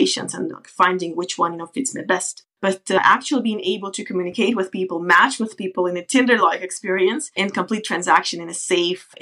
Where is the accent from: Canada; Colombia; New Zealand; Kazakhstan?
Kazakhstan; moved away as an adult; also born or lived in United States / United Kingdom; now in Norway; I come from Kazakhstan originally. As of now, I've been living in Norway for about 10 years